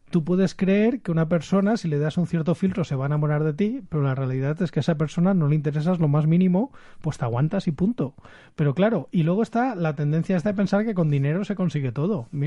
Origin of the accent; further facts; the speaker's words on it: Valencian Community, Spain; se nota que somos de Valencia, muy falleros los tres.